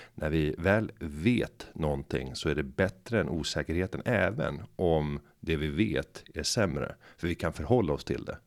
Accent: Sweden; vi som svenskar

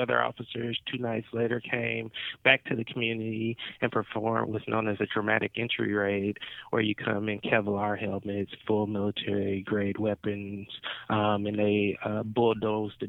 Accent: Stone Mountain, Georgia, United States; also born or lived in Decatur, Georgia; I was born in Decatur, raised in Stone Mountain

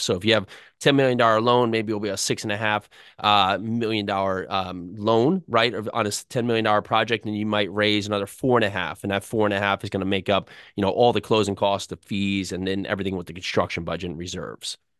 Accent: New Jersey, United States; I grew up in North Jersey.

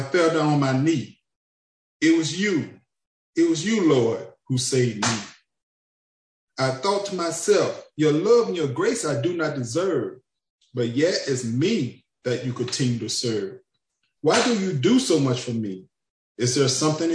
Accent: Pine Bluff, Arkansas, United States; now in Fort Smith, United States; I'm originally from Pine Bluff, Arkansas, but now I live in Fort Smith, Arkansas.

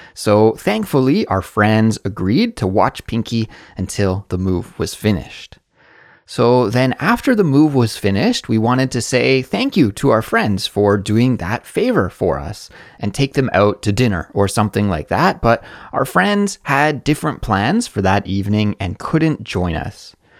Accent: Canada; now in South Korea; my everyday life as a Canadian living abroad in South Korea

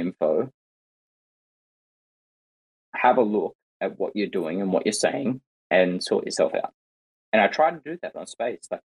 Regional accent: Australia; as an Australian

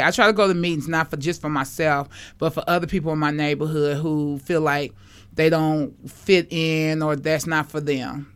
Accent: Kansas City, Missouri, United States; moved away as an adult; also born or lived in Maryland; I love Casey. This is my hometown

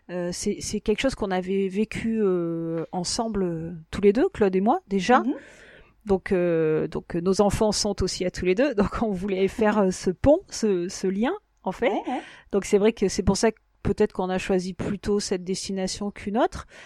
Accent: Peru; born there; moi je suis née au Pérou, donc pour moi c'est un continent enfin le Pérou déjà un pays en tant que pays

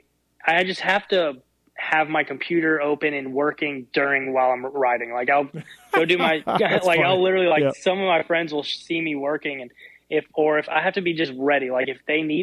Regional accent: Memphis, Tennessee, United States; moved away as an adult; now in Texas, United States; I actually grew up, so I'm from Memphis

